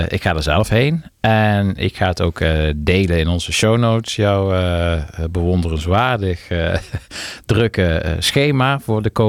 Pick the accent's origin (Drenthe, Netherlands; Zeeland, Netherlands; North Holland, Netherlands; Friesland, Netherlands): Friesland, Netherlands; ik kom uit Friesland